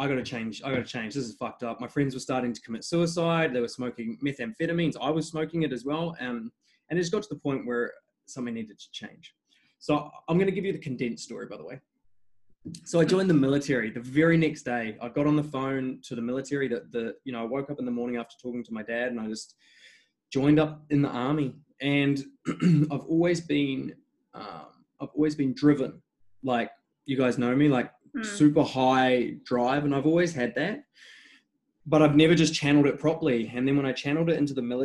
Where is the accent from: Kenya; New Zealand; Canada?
New Zealand; moved away as an adult; also born or lived in England; now in Australia; I was born in England. I've lived in New Zealand since I was 10 until 26, and I've been in Australia since then.